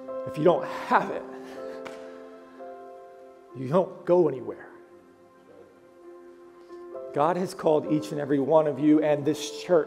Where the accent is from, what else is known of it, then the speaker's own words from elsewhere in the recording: Oklahoma, United States; I'm from Oklahoma